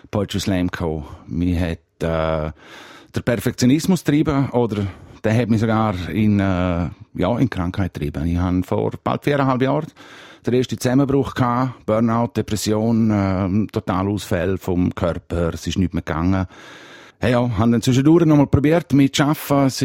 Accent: Graubünden, Switzerland; Ich als Bündner habe den Vorteil, dass ich schnell reden weil halt schon ein bisschen ein Steinbock-Bonus da ist.

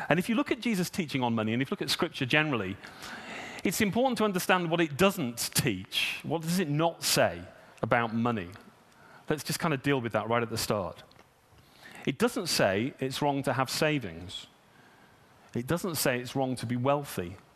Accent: United Kingdom; You know, I'm British. My money's mine.

